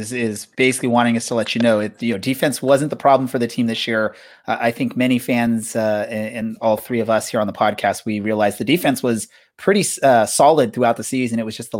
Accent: Southern California, United States; growing up here in Southern California. I've lived here my whole life

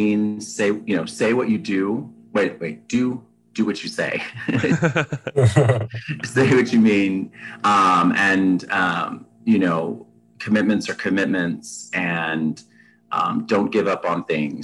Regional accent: Texas, United States; now in Atlanta, United States; I'm originally from Texas, very much a Texan

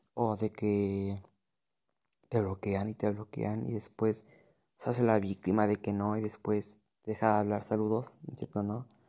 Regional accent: Mexico City, Mexico; soy de la Ciudad de México

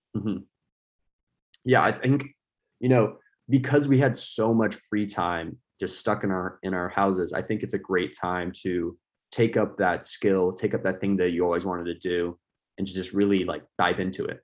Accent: United States; I'm an American.

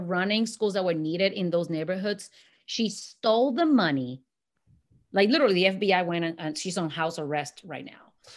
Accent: San Juan, Puerto Rico; moved away; was born and raised in Puerto Rico. And, um, in Santurce

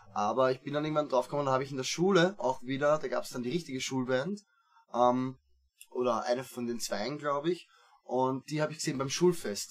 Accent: Gersdorf, Austria; also born or lived in Vienna; geboren in Wien eben, ähm, dann nach Gersdorf ausgezogen, da habe ich dann hauptsächlich Fußball gespielt ja. in meiner Jugend

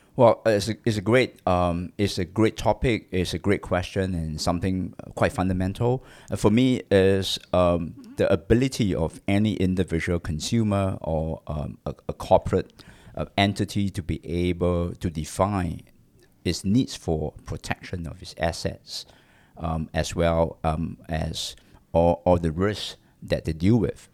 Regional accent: Singapore; I'm a Singaporean, uh, born in Singapore.

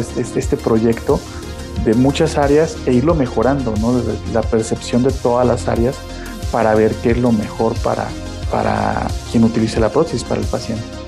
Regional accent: Naranjos, Veracruz, Mexico; moved away; also born or lived in Xalapa, Veracruz; Soy originario de Naranjos, Veracruz, al norte del estado

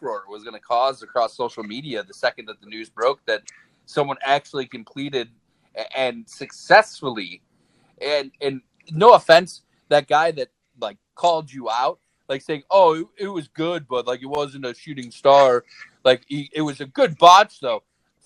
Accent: Cleveland, Ohio, United States; we're from Cleveland

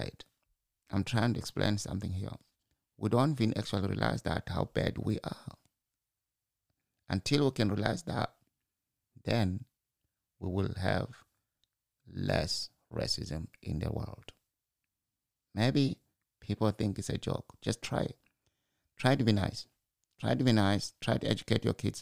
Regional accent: Zimbabwe; I'm from Zimbabwe and I can walk from my mother's house

